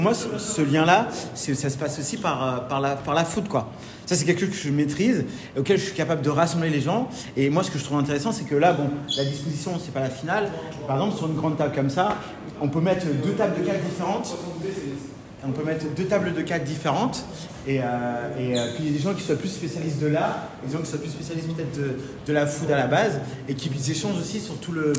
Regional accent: Normandy, France; also born or lived in Lille; now in Paris, France; je suis un petit Normand

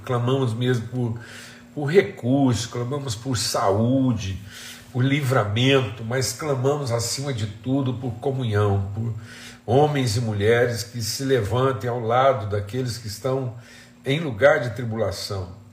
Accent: Minas Gerais, Brazil; moved away; onde eu cresci, em Minas Gerais

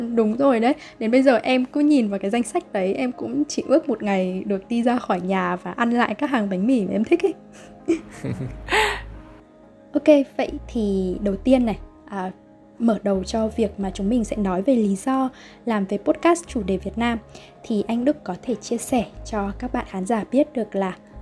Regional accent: Vietnam; đất nước Việt Nam của mình

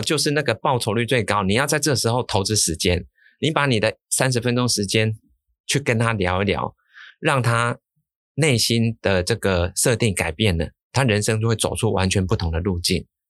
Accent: Changhua County, Taiwan; 我是彰化出生的，我们家族都在彰化，都是乡下

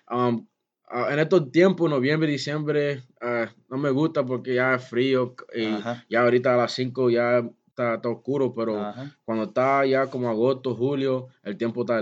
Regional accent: Puerto Rico; um, no podía beber, underage drinking, you know, uno siendo boricua con familia

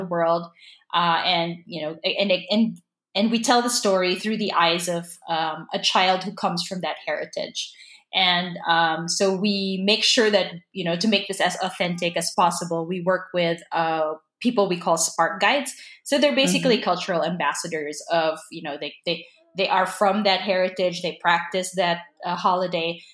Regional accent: Philippines; I'm Filipino

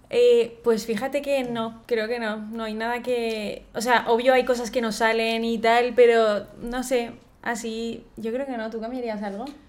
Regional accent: Valencia, Valencian Community, Spain; los dos somos de Valencia, tenemos aquí la familia

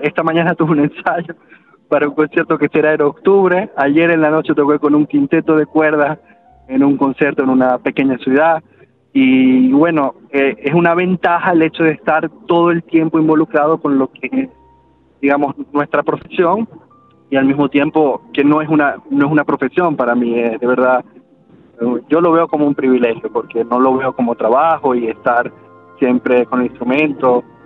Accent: Venezuela; moved away as an adult; mi formación fue en Venezuela. Yo eh, no, salí de Venezuela quizás como hasta cuando tuve 20 eh, años, quizás.

